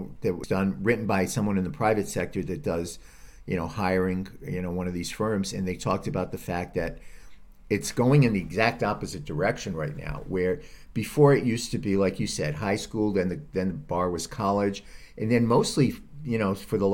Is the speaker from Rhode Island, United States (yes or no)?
yes; Rhode Island, United States; now in California, United States; I'm from Rhode Island